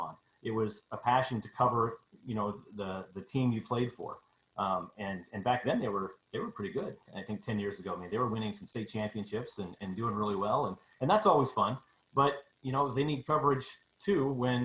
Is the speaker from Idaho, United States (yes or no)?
yes; New Plymouth, Idaho, United States; I grew up in New Plymouth, graduated from New Plymouth